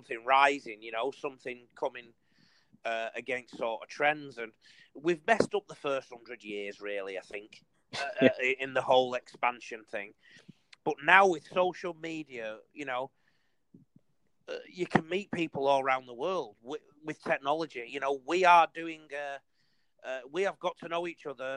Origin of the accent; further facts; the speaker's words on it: England, United Kingdom; also born or lived in Salford; now in Australia; I'm an Englishman